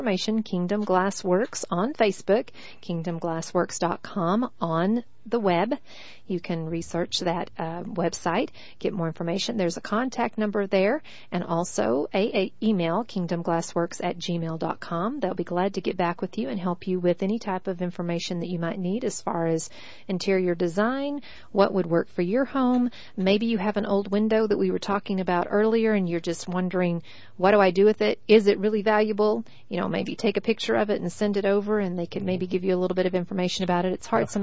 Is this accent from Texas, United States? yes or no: yes; Texas, United States; I'm from Texas